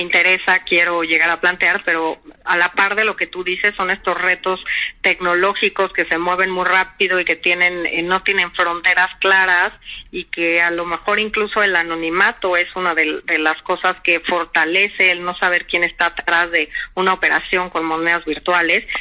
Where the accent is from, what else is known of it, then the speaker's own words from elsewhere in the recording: Mexico; como mexicanos